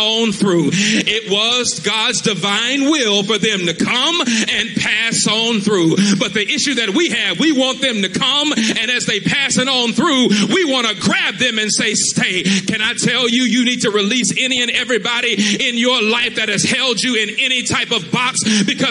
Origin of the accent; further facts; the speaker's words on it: Mississippi, United States; we are from Mississippi